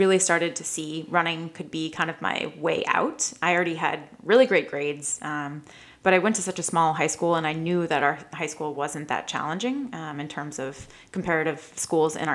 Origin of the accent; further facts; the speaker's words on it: Maine, United States; I'm from Maine originally. Okay. I grew up on a farm